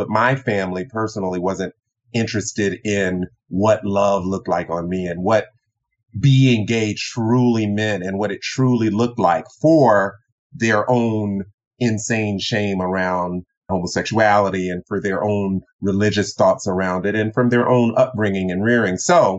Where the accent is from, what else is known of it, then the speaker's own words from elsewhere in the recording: the Bible Belt, United States; also born or lived in Tokyo, Japan; growing up in the Bible Belt, I am the son, I'm the youngest of three, I'm born in Tokyo, Japan, son of an Air Force Chief Master Sergeant